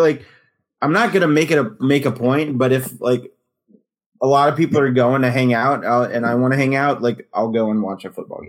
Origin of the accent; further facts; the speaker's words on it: Louisiana, United States; growing up in Louisiana and just in the 90s